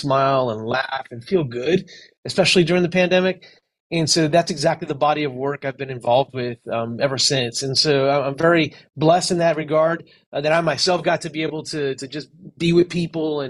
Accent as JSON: {"language": "English", "town": "Miami", "region": "Florida", "country": "United States", "tie": "born or raised there", "also_born_or_lived": "California", "said": "I was raised in Miami. I was born in California, actually, but I moved when I was about 10 years old"}